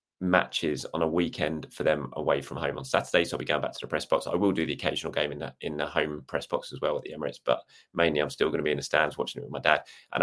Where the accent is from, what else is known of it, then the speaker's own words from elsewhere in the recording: South Africa; I'm South African, so my answer is obvious.